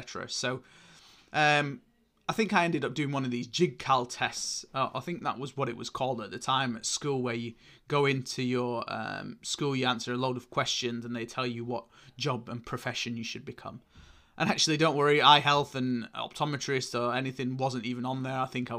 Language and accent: English; Oldham, North West England, United Kingdom; accent: northern; selling shoes and random bits in clothing in Oldham. You can probably tell hence from my northern accent here.